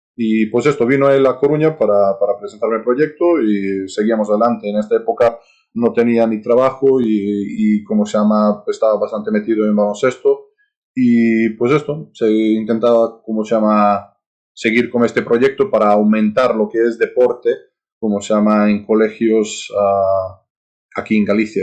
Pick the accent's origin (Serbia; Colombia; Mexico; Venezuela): Serbia; Spanish is a second language; moved away as an adult; also born or lived in United States; now in Spain; gente de mi país